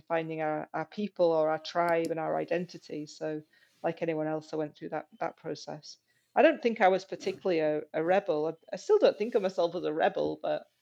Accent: Yorkshire and the Humber, United Kingdom; moved away as an adult; also born or lived in Aberdeen, Scotland; I went to one in Yorkshire, where I'd only 6 months ago left and where my family were

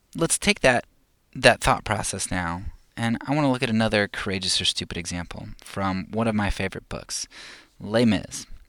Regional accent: United States; As, as an American

